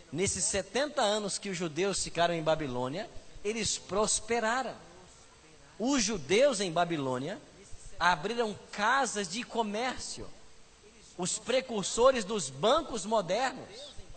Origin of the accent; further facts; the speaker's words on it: Aimorés, Minas Gerais, Brazil; moved away; Aimorés, conhece? Eu nasci lá